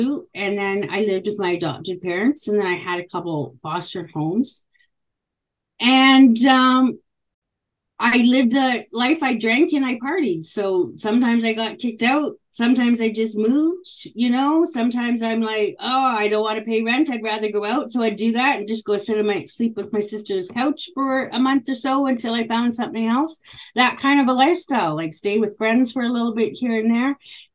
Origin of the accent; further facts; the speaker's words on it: Île-à-la-Crosse, Saskatchewan, Canada; I was born in northern Saskatchewan in a place called Isle Cross, Saskatchewan, and I'm actually a 60 scoop survivor